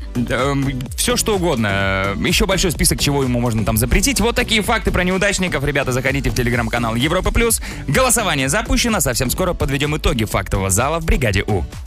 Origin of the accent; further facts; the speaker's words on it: Megion, Khanty-Mansi Autonomous Okrug, Russia; now in Moscow, Russia; в Мегионе, откуда я родом, там тоже белые ночи есть